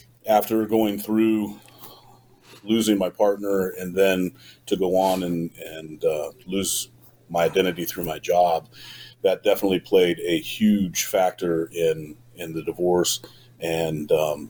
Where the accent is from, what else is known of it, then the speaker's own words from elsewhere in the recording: Urbandale, Iowa, United States; I grew up in Iowa. I am from Urbandale, which is a suburb of the city of Des Moines, the capital city of our state.